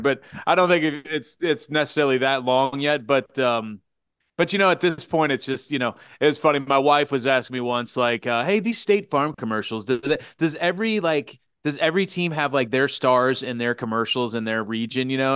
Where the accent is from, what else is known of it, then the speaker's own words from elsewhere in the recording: Kansas City, Missouri, United States; born and bred in Kansas City